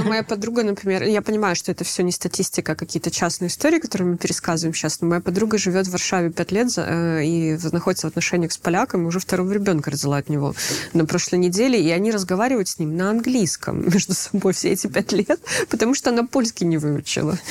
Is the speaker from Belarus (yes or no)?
yes; Belarus; moved away; мы белорусы, где бы мы ни оказались